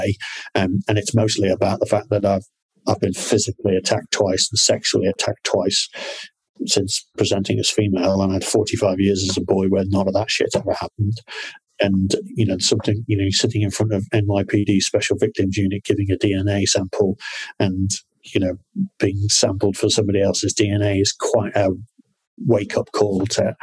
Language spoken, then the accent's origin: English; Liverpool, North West England, United Kingdom; I'm from Liverpool